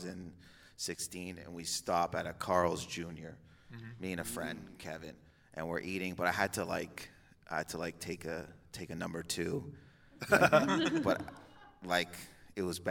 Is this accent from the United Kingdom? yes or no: no; Windsor, Ontario, Canada; I'm from Windsor, Ontario